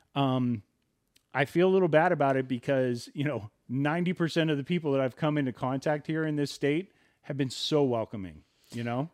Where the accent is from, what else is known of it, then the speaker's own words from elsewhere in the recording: Southern California, United States; we come from Southern California.